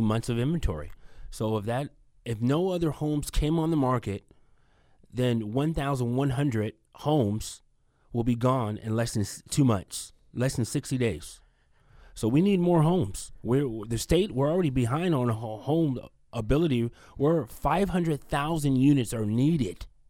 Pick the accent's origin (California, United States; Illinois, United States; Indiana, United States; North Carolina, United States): California, United States; Union City; moved away as an adult; now in Fresno, United States; I'm from the East Bay, Union City, Fremont